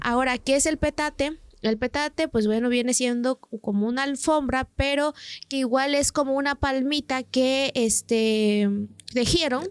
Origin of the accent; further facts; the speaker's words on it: San Miguel Soyaltepec, Oaxaca, Mexico; yo soy del municipio de Soyaltepec, un municipio que pertenece a Oaxaca